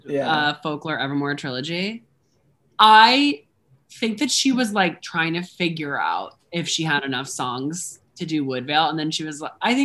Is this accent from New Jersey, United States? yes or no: yes; New Jersey, United States; I grew up in Jersey